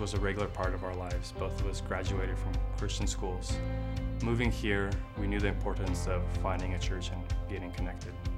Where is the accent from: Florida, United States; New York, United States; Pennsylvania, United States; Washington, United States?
Washington, United States; Seattle; moved away as an adult; also born or lived in Riga, Latvia; now in Hermitage, United States; I moved to the States with my family when I was about eight years old and grew up in the Seattle area